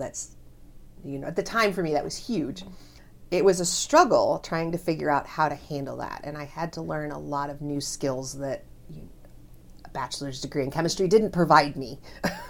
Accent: Omaha, Nebraska, United States; also born or lived in Wayne, Nebraska / South Dakota; now in Lincoln, United States; I was born and raised here in Nebraska, in Omaha

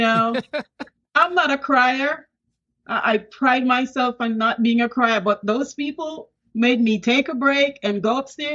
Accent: Saint Thomas, Jamaica; moved away as an adult; also born or lived in Kingston, Jamaica; now in United States; I was born in Kingston, but I came of age in the rural area, St. Thomas

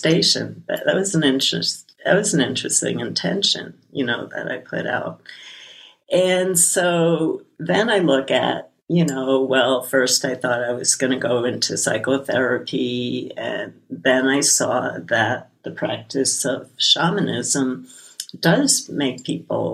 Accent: New York City, New York, United States; When I was a little kid growing up in Brooklyn

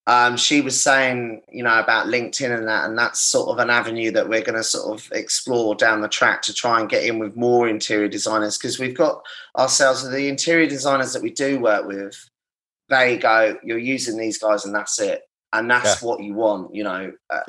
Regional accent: Brighton, South East England, United Kingdom; I'm from Brighton.

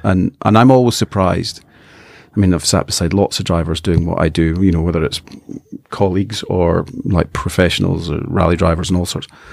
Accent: Scotland, United Kingdom; I'm a Scotsman

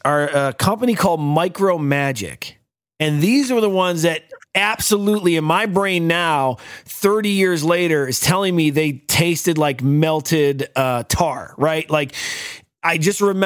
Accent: United States; I'm an American

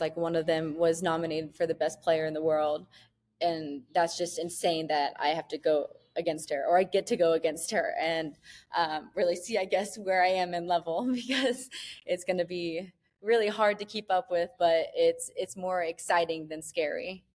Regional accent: Niceville, Florida, United States; moved away as an adult; now in Mexico; we grew up in Niceville

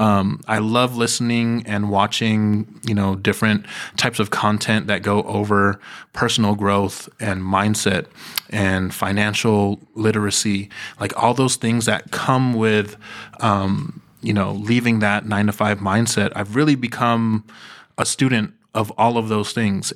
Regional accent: Bay Area, California, United States; I am born and raised in the Bay Area, here in California.

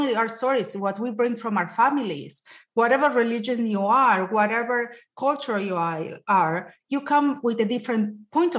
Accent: Argentina; moved away as an adult; now in United States; I'm Latina. I'm Jewish. I came back from Argentina when I was 24 and I came to this country

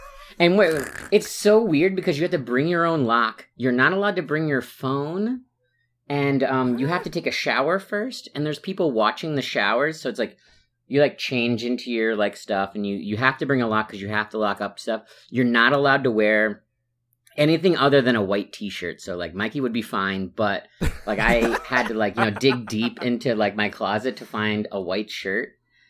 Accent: New York, United States; from New York, formerly Daytona.

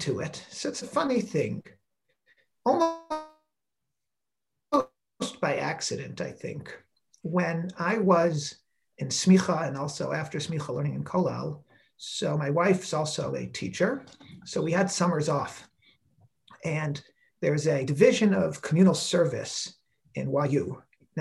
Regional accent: Silver Spring, Maryland, United States; moved away as an adult; also born or lived in Israel; I'm from Silver Spring, Maryland, and I grew up going to local schools

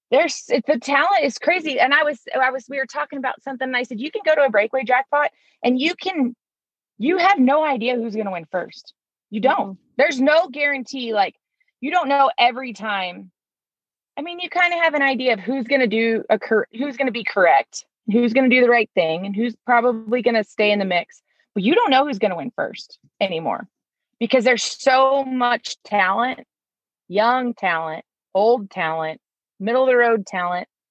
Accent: Northern California, United States; moved away as an adult; also born or lived in San Luis Obispo, California; now in Colorado, United States; born and raised in Northern California

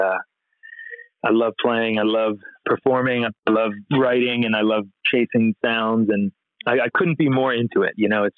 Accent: Philadelphia, Pennsylvania, United States; moved away as an adult; now in California, United States; the East Coast, which is where I'm from Philadelphia.

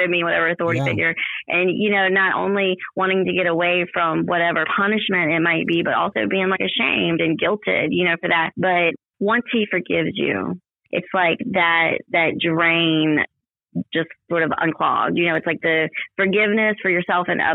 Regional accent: Ocean Springs, Mississippi, United States; I'm from Ocean Springs, and I've been here a long time, almost my whole life.

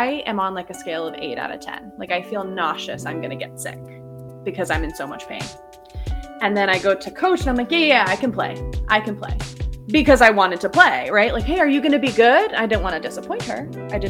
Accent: Indiana, United States; I'm from Indiana.

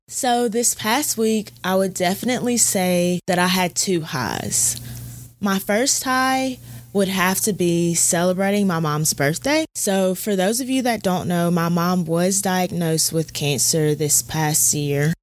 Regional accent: Auburn, Alabama, United States; I'm from Auburn, Alabama

